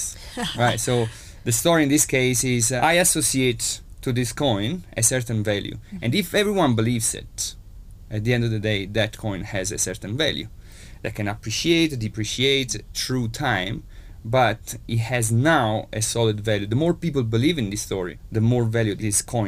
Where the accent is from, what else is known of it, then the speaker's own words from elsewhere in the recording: Italy; accent: Italian; Italian, as you can hear from my accent